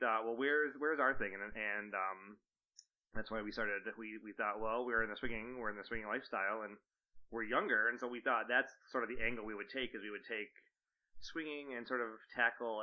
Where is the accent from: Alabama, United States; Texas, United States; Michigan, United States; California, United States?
Michigan, United States; we're from Michigan